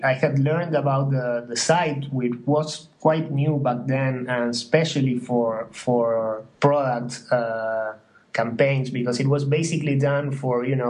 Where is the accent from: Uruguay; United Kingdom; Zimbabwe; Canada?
Uruguay; moved away as an adult; also born or lived in New York; I'm from Uruguay, and I was in New York.